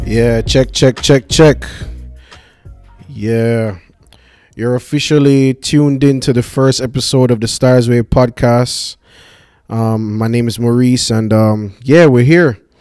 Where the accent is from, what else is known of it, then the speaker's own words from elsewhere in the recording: Kingston, Jamaica; I'm from Jamaica, born and raised. Grew up in Kingston